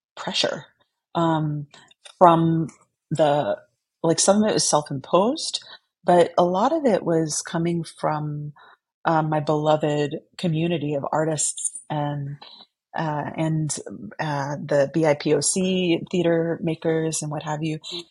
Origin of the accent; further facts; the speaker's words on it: San Antonio, Texas, United States; i grew up in san antonio texas